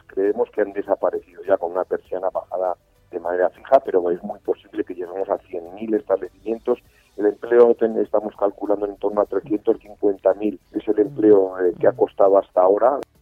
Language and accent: Spanish; Spain; como españoles